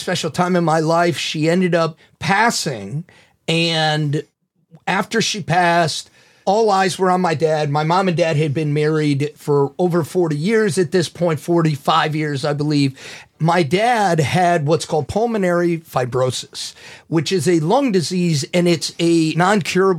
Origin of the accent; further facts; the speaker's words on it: St. Louis, Missouri, United States; moved away as an adult; also born or lived in Chicago; I grew up here in St. Louis and moved to Chicago right after college